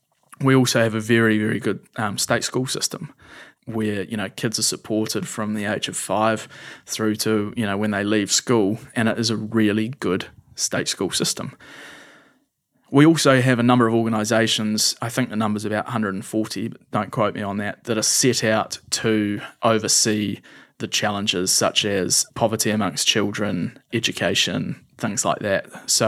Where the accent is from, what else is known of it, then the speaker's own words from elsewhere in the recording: India; I spent a lot of time growing up in India, and I have a really strong connection with that country.